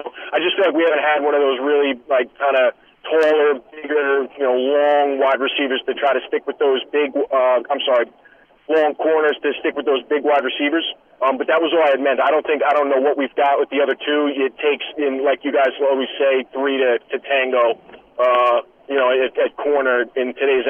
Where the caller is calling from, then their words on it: New York, United States; Hey, what's going on, guys? This is … from Long Island.